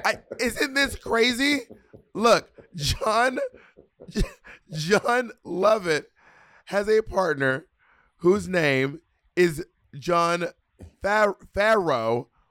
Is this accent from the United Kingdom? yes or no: yes; Scotland, United Kingdom; Anyway, I'm a skirt from Scotland, bitch.